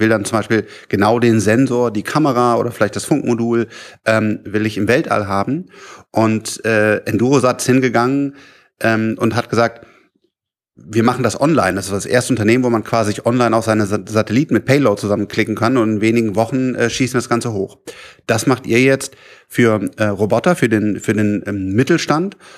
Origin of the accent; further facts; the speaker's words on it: Rhineland, Germany; ich bin ja Rheinländer, das Rheinland ist auch schön